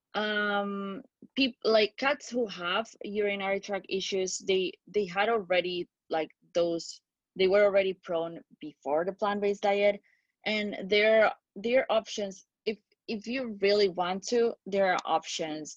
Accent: Spain; I'm from Spain

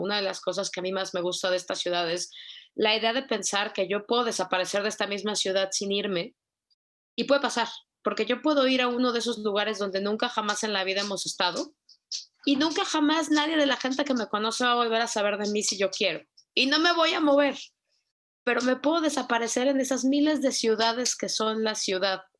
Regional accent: Mexico City, Mexico; vengo de Ciudad de México.

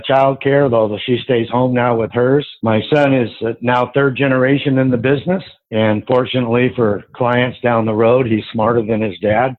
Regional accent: Southern California, United States; also born or lived in San Diego; Grew up in Southern California my whole life.

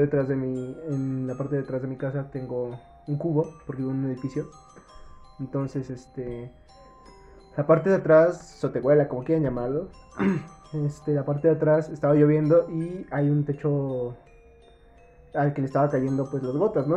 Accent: Mexico City, Mexico; soy de Iztapalapa

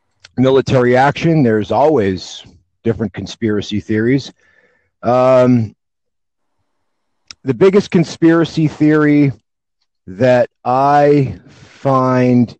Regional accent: United States; I'm from the U.S.

